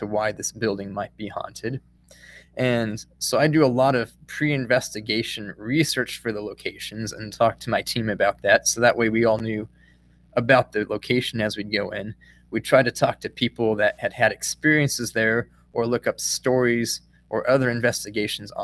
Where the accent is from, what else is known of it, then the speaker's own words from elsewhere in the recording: Colorado, United States; now in Missouri, United States; I live in Missouri now, but I grew up in Colorado